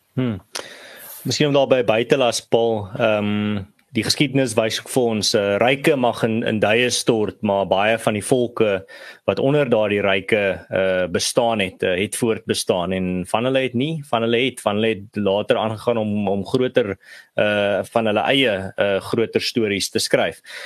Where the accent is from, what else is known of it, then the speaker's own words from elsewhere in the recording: South Africa; Ons as Suid-Afrikaners